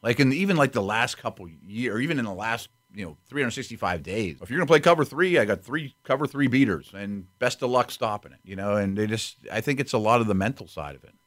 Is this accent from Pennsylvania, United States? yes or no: yes; Pittsburgh, Pennsylvania, United States; I was born in Pittsburgh in seventy-three with Steel Curtain